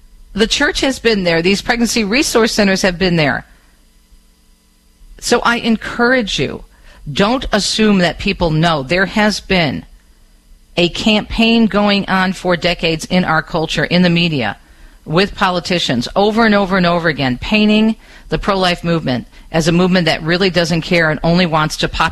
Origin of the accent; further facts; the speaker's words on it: southeastern Michigan, United States; southeastern Michigan in my hometown area